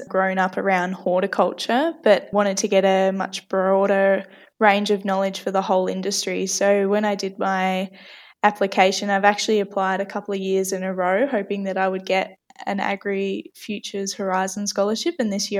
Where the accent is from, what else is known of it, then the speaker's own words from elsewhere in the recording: Renmark, South Australia, Australia; born there; also born or lived in Mildura / Nangeloc; I was born in Renmark in South Australia, where we lived on a stone fruit property there.